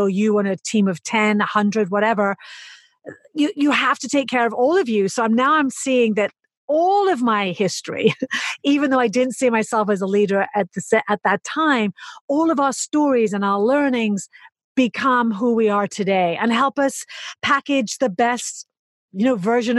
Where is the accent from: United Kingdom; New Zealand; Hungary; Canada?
United Kingdom; accent: English; now in New York City, United States; I'm British